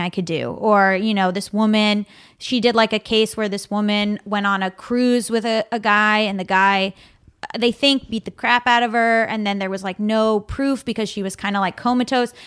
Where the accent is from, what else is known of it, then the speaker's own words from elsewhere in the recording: South Florida, United States; now in Los Angeles, United States; South Florida